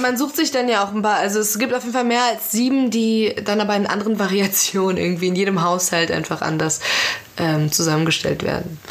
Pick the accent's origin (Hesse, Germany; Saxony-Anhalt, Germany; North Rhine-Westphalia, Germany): Hesse, Germany; Frankfurt; also born or lived in Iran; im Raum Frankfurt zum Beispiel, wo ich aufgewachsen bin